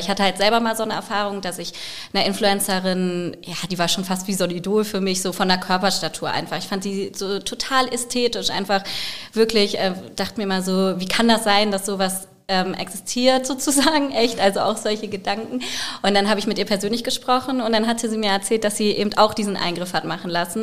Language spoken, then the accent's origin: German; Großenwieden, Lower Saxony, Germany; in Großen Wieden, weil ich da halt groß geworden bin in dem Dorf.